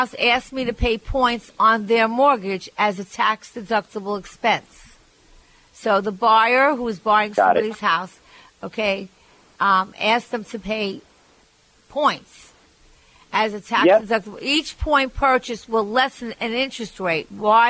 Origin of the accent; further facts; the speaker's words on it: Barbados; I grew up in Barbados, and I can't afford the electric bill.